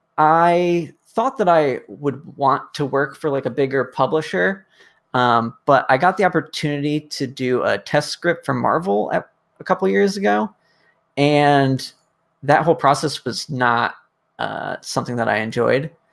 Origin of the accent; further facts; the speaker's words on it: Connecticut, United States; I grew up in Connecticut, kind of like wandering the forest behind my house